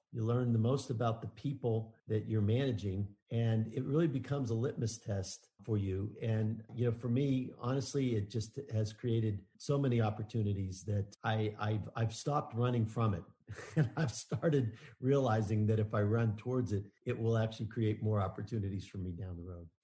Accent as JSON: {"language": "English", "town": "Pittsburgh", "region": "Pennsylvania", "country": "United States", "tie": "born or raised there", "said": "I grew up in Pittsburgh."}